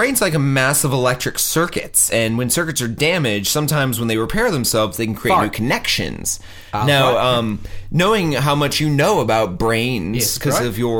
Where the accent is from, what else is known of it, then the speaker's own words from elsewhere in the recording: United States; I'm American.